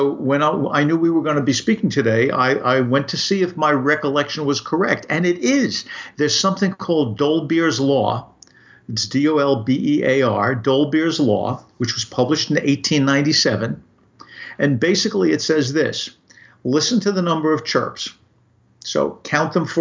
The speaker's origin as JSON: {"language": "English", "town": "New York City", "region": "New York", "country": "United States", "tie": "born or raised there", "said": "a kid growing up in Brooklyn"}